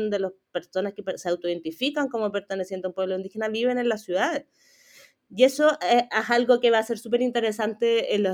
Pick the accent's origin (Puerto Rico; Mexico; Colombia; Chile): Chile; Esta idea de que somos todos chilenos y de apelar, muy de la dictadura también